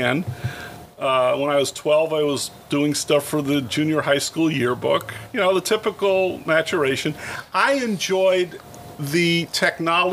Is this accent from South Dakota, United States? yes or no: no; Santa Monica, California, United States; also born or lived in Detroit; I grew up in Santa Monica.